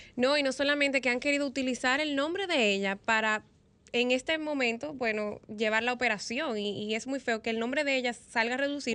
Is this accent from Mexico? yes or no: no; Dominican Republic; nosotros como República Dominicana